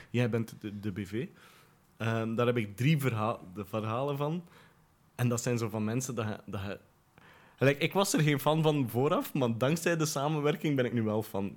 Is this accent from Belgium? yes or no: yes; Ypres, Flanders, Belgium; moved away as an adult; also born or lived in Poperinge / Brussels; now in Bonheiden, Belgium; Ik ben geboren in Elverdingen, dat is een deelgemeente van Ieper. Ehm, daar ben ik groot geworden